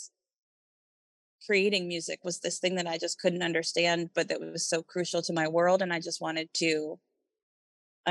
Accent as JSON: {"language": "English", "town": "New York City", "region": "New York", "country": "United States", "tie": "born or raised there", "said": "I grew up in New York City"}